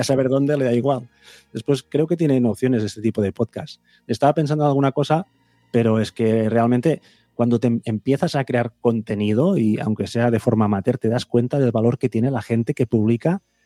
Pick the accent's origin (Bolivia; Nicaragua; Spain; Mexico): Spain; Vic, Catalonia; yo soy de Big